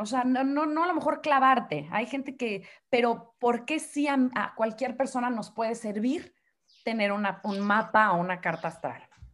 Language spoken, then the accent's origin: Spanish; Mexico; como decimos aquí en México